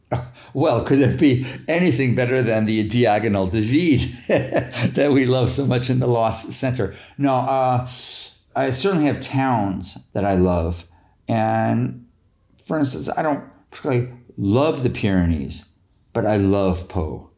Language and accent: English; United States; as an American